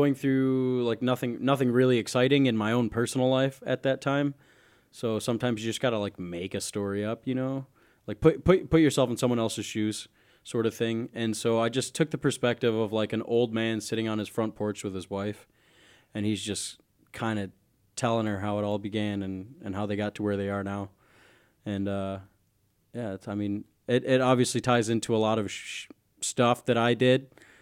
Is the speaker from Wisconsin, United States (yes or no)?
yes; Milwaukee, Wisconsin, United States; also born or lived in DeKalb, Illinois; I'm from Milwaukee, Wisconsin